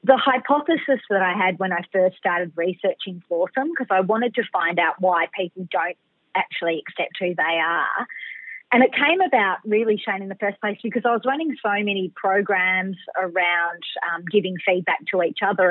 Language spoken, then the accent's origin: English; Melbourne, Victoria, Australia; I'm a Bayside chick, a Melbourne girl. So I was born in Melbourne City, but I've pretty much lived by the water the whole time.